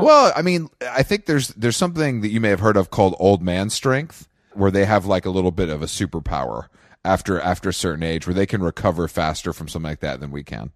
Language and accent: English; Conyers, Georgia, United States; moved away as an adult; also born or lived in Atlanta, Georgia; now in New York, United States; grew up in Conyers